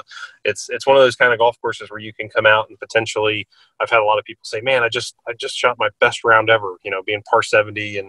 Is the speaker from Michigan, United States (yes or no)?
no; Cincinnati, Ohio, United States; growing up in Cincinnati